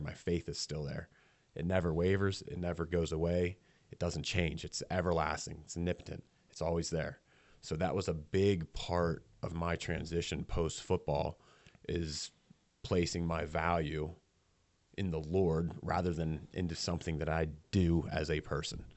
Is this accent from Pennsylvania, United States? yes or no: yes; Millheim, Pennsylvania, United States; I grew up in Milheim